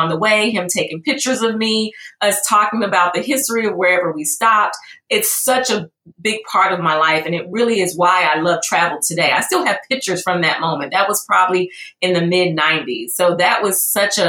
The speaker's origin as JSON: {"language": "English", "town": "Jackson", "region": "Mississippi", "country": "United States", "tie": "born or raised there", "also_born_or_lived": "Memphis, Tennessee", "moved": "yes", "lives_now": "Atlanta, United States", "said": "I was born in Memphis, raised in Jackson, Mississippi, and now I'm here in Atlanta"}